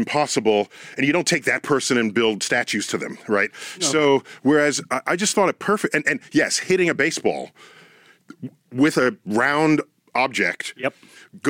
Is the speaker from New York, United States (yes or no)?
yes; New York City, New York, United States; born and raised in the Bronx.